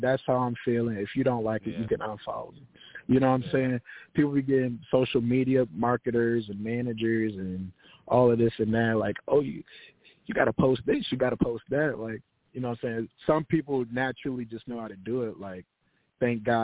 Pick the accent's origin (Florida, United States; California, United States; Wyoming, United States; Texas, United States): Florida, United States; Tampa; I'm from Tampa, Florida